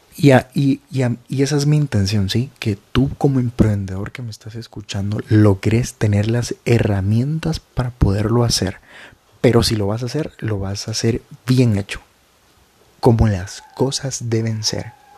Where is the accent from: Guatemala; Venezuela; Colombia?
Guatemala; En mi país, que es Guatemala